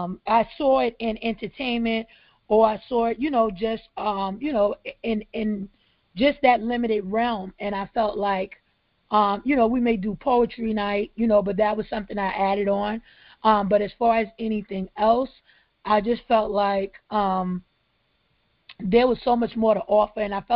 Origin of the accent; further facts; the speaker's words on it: Brooklyn, New York, United States; now in Charleston, United States; One, like I 10 years ago, I came from Brooklyn, New York to Charleston